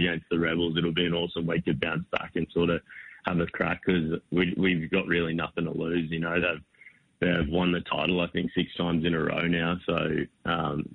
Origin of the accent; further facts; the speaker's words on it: Toowoomba, Queensland, Australia; now in Brisbane, Australia; I'm just Toowoomba born and raised.